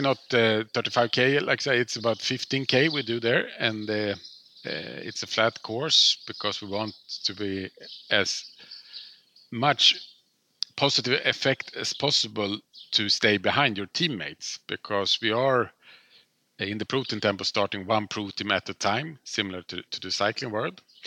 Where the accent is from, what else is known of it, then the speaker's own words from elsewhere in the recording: Stockholm, Stockholm County, Sweden; I grew up in Stockholm